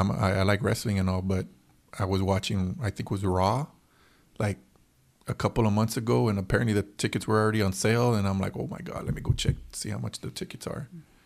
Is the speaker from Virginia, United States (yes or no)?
no; Texas, United States; I'm from Texas. We're from Texas, obviously, right?